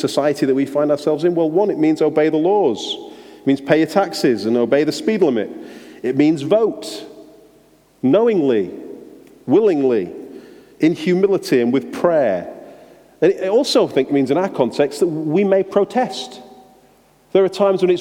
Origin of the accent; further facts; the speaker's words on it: England, United Kingdom; being an English driver driving around Sweden